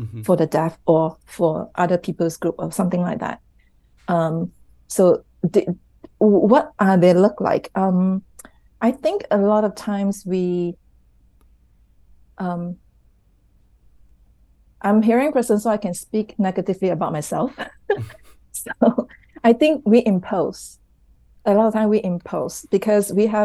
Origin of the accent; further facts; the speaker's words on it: Malaysia; so they live in Malaysia and I'm Malaysian